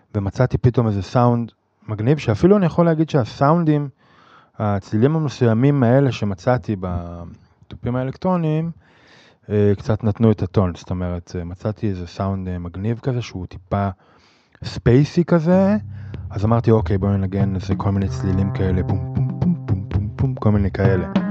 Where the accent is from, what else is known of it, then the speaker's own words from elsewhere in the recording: Jezreel Valley, Northern District, Israel; moved away; אני מוזיקאי מתופף, במקור מהצפון, מעמק יזרעאל